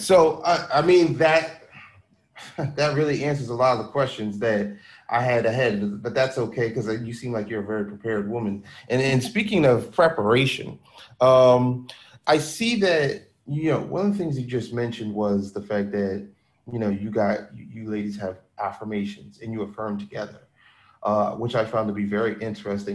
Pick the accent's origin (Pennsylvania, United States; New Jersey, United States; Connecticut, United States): Pennsylvania, United States; Philadelphia; me being from Philly